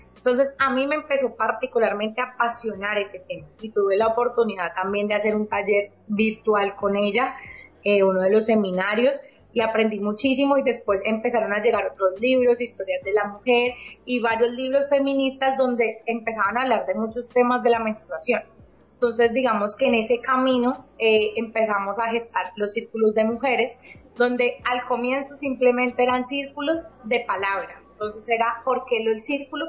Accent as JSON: {"language": "Spanish", "town": "Cali", "region": "Valle del Cauca", "country": "Colombia", "said": "yo soy de Cali, Colombia. Estoy acá en Cali, Colombia"}